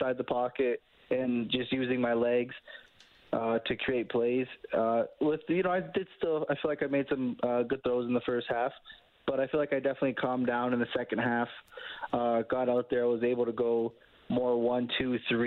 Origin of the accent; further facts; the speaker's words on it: Canada; being a Canadian quarterback